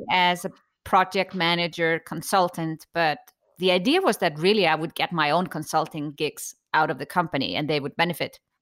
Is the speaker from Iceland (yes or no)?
yes; Iceland; growing up in Iceland